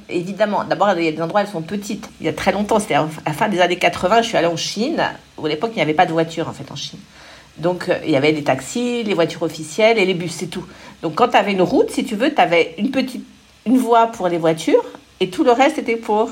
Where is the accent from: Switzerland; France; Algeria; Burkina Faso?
France; Paris, Île-de-France; also born or lived in Suresnes; je suis une Parisienne de toujours